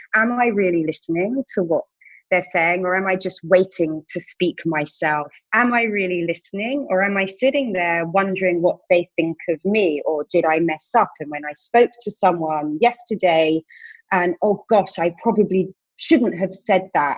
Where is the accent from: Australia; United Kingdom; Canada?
United Kingdom; accent: British; also born or lived in Tel Aviv, Israel; now in New York, United States; I'm British, obviously, in case the accent didn't give it away